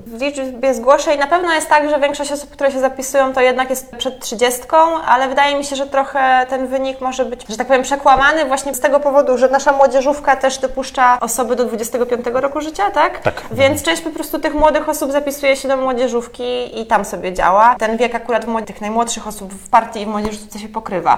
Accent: Poznań, Greater Poland, Poland; now in Warsaw, Poland; pochodzę z Poznania

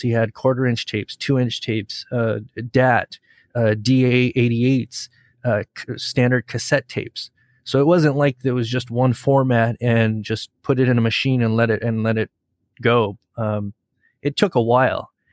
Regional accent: Southern California, United States; growing up in Southern California, listening to ninety-five point five K L O S, the local Los Angeles radio station

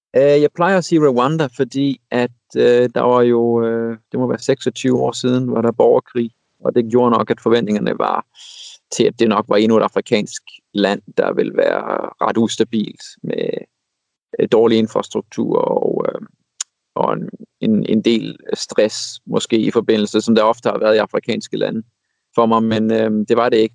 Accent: Denmark; som dansker

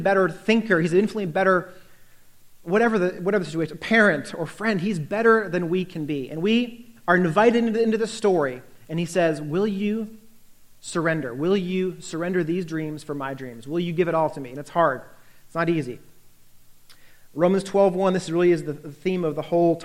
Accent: United States; also born or lived in Northern Virginia; as an American

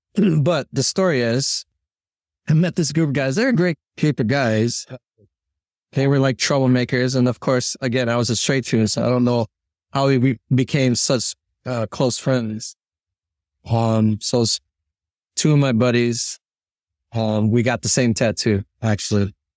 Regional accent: Chicago, Illinois, United States; I'm born and raised in Chicago

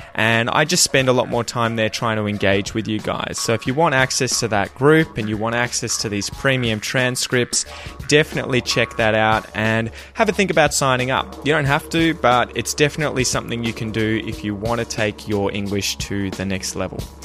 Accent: Australia; accent: Australian

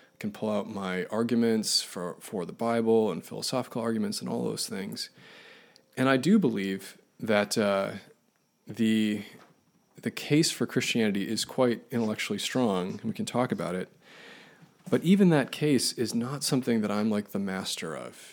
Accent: Buffalo, New York, United States; I grew up in Buffalo, New York, uh, fittingly born in a blizzard in January

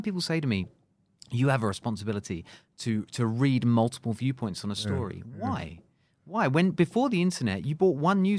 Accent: United Kingdom; moved away as an adult; now in Singapore; I've been here for 10 years in Singapore, right? I'm British. I've been in Singapore for 10 years.

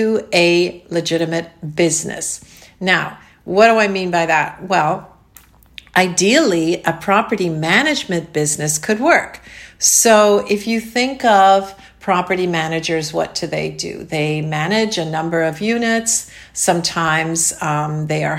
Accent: Canada; now in Florida, United States; Canada, my home country.

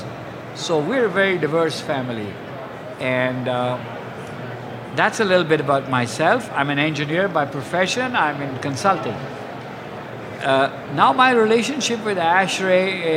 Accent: Lahore, Punjab, Pakistan; moved away; also born or lived in East Pakistan; I was born in Lahore. And Lahore is a city in northwestern Pakistan

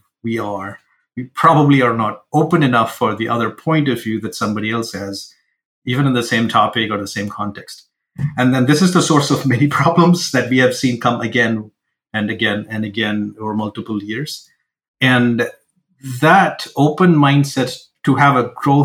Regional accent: India; now in Seattle, United States; I come from India

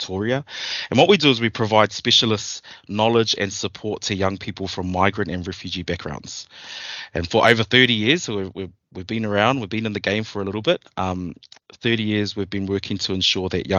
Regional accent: New Zealand; moved away as an adult; now in Melbourne, Australia; So I am originally from New Zealand

